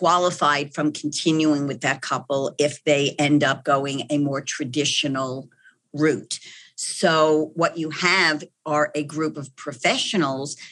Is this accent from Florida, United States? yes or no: no; New York, United States; accent: New York; moved away as an adult; now in Texas, United States; that New York accent where I was born and bred